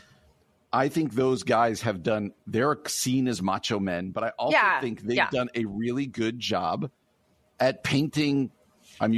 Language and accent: English; New Jersey, United States; I grew up in New Jersey.